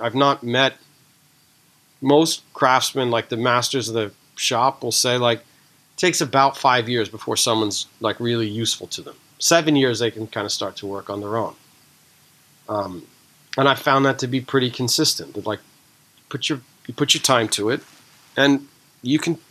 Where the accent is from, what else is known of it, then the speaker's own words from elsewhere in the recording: East Coast, United States; I grew up on the East Coast